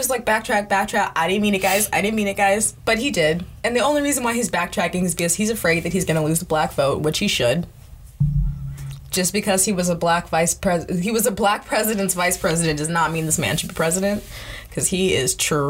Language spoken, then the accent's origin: English; Sacramento, California, United States; moved away; I grew up in California, in Sacramento, mostly. So it's, like, a melting pot of races.